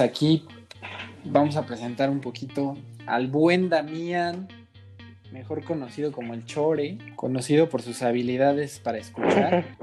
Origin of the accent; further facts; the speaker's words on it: Mexico; Como buenos mexicanos